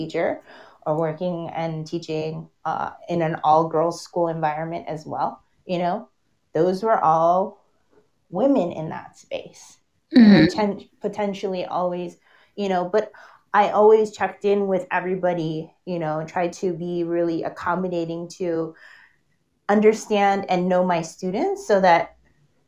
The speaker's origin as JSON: {"language": "English", "town": "Los Angeles", "region": "California", "country": "United States", "tie": "born or raised there", "said": "I lived in San Fernando Valley my whole life"}